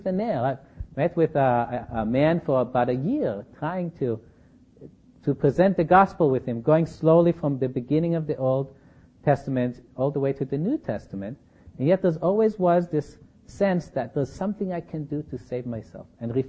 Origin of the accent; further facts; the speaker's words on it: Berkeley, California, United States; I come from Berkeley